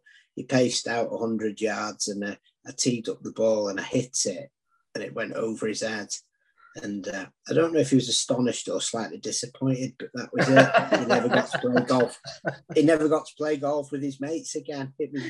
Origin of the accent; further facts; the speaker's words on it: Southport, North West England, United Kingdom; also born or lived in Dundee, Scotland; my dad thought my life prospects would be better back in Southport. And we come from a very humble background. And he actually sold his clubs to afford to be able to move back down.